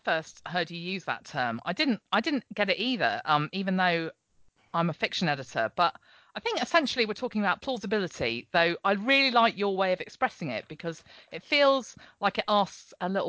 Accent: England, United Kingdom; the English one.

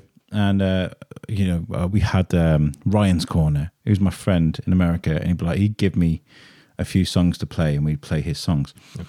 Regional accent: Durham, North East England, United Kingdom; but no, I'm from Durham.

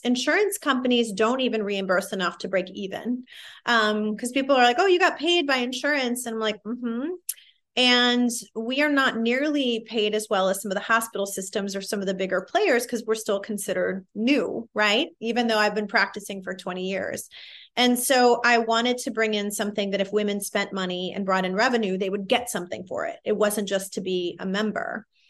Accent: Midwest, United States; I'm a minority from the Midwest

